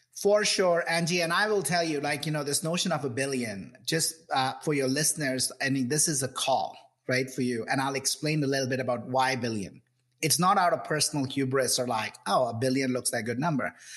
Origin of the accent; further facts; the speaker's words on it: India; moved away; I grew up in India you know classic uh, son of middle class family growing up in this in this in the 70s and 80s in India